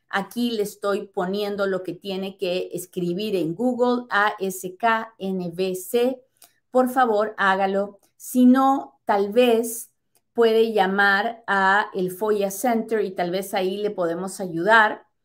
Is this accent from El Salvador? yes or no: yes; El Salvador; now in Mexico; Estoy en México, vine a Estados Unidos, soy salvadoreña, con esposo residente desde hace dos años.